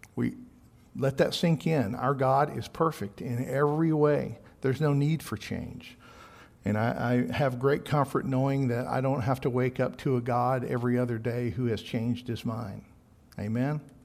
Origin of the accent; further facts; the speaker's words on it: Texas, United States; I'm from Texas